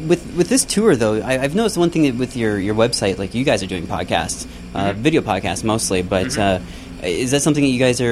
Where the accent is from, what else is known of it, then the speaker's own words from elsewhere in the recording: United States; I'm an American